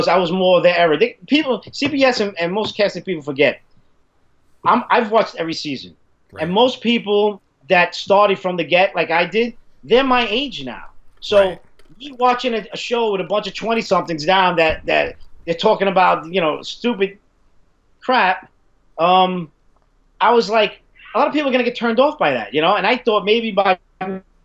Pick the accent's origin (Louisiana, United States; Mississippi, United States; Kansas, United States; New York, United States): New York, United States; New York City; I grew up in Italian and Irish neighborhood growing up in the 80s. And 90s in the Bronx where I live